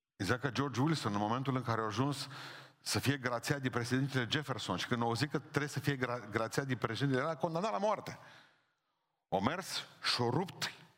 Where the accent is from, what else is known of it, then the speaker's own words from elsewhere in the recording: Romania; Sunt român și nu trebuie să încerc scuze pentru asta.